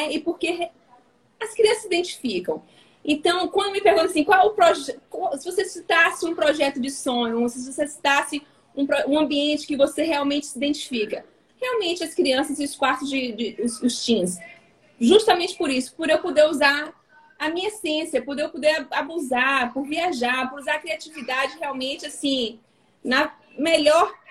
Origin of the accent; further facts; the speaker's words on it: Bahia, Brazil; now in Espírito Santo, Brazil; Porque quando eu vou para minha terra, falam que eu tô bem a capixaba, a, a capixaba, a capixabada. E quando eu tô aqui, todo mundo fala que a Bahia tá em mim.